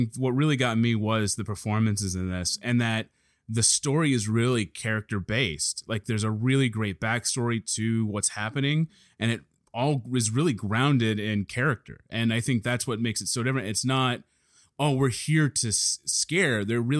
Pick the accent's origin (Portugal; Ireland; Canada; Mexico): Ireland; Because I'm Irish and I don't think he would kill me.